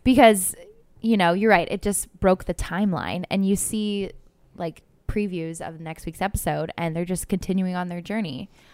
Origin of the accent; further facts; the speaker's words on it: Cleveland, Ohio, United States; I'm from Ohio, Cleveland area